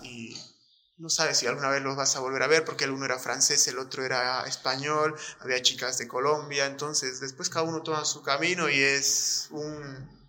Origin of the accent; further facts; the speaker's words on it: Bolivia; soy un boliviano recontra orgulloso de haber nacido en esta tierra